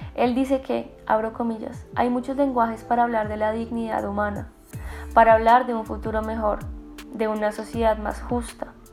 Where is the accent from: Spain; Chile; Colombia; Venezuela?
Colombia; como colombianos